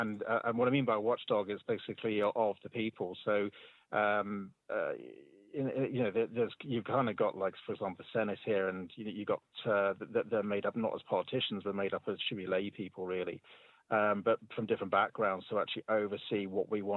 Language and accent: English; Ireland; I'm Irish, by the way, just in case that anyone's hearing my accent